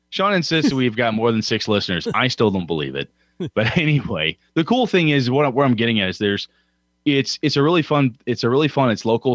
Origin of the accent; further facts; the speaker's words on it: Wausau, Wisconsin, United States; moved away; my hometown of Wausau, Wisconsin